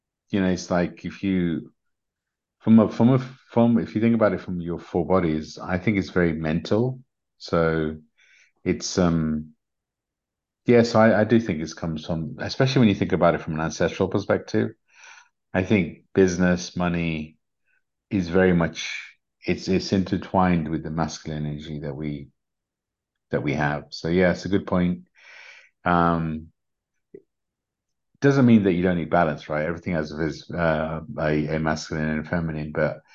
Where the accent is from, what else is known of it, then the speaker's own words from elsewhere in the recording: Uganda; I was a refugee from Uganda, so we didn't have much.